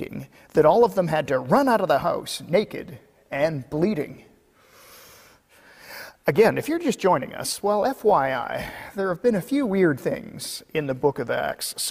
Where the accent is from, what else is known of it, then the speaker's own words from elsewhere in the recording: Kelowna, British Columbia, Canada; my hometown of Kelowna